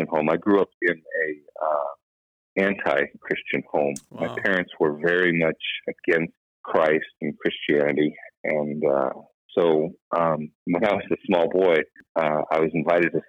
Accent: Los Angeles, California, United States; I grew up in Southern California, Los Angeles

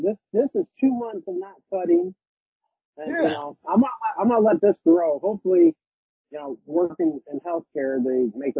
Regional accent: United States; I was raised in Shaban's.

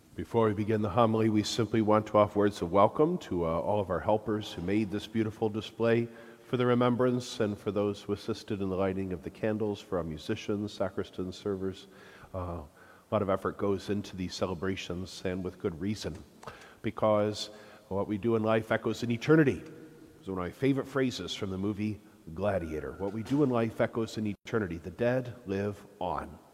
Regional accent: Flint, Michigan, United States; also born or lived in Rome; I'm from Flint

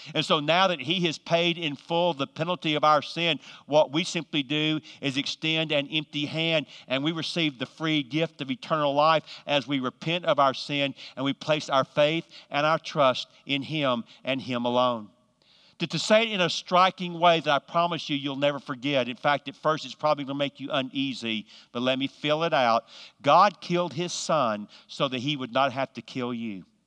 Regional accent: Georgia, United States; now in North Carolina, United States; I'm from the South. I'm from actually from Georgia, but live in North Carolina.

